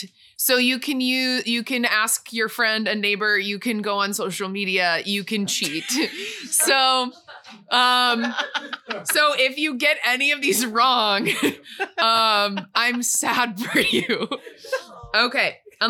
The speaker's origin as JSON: {"language": "English", "town": "Schaumburg", "region": "Illinois", "country": "United States", "said": "I am from Schaumburg."}